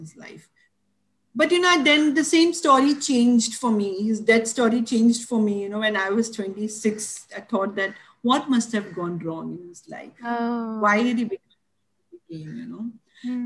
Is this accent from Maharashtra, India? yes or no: yes; Mumbai, Maharashtra, India; I grew up in Dadar.